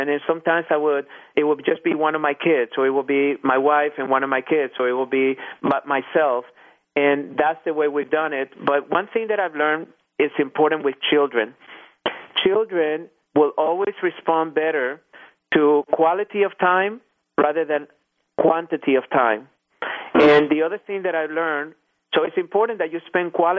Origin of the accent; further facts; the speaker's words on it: Irving, Texas, United States; I happened to find myself on one of the school boards here in my hometown, and it was called the Irving School Foundation